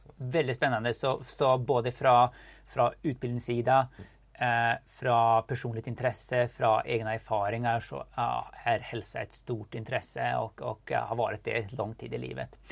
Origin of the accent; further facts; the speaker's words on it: Sweden; vi kommer båda från Sverige